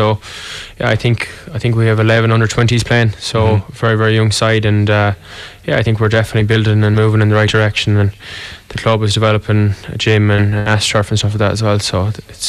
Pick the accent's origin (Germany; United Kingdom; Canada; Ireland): Ireland; Kinvara, Connacht; born or raised there